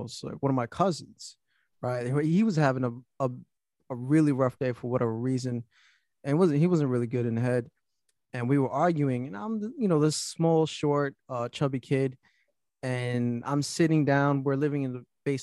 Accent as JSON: {"language": "English", "town": "New York City", "region": "New York", "country": "United States", "tie": "born or raised there", "also_born_or_lived": "Florida", "said": "Born and raised in Brooklyn"}